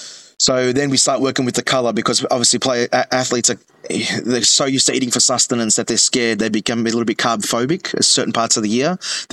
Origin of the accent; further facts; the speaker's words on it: Thomastown, Victoria, Australia; I'm a proper Greek boy from the northern suburbs of Melbourne. So I grew up in Thomastown, born in Preston.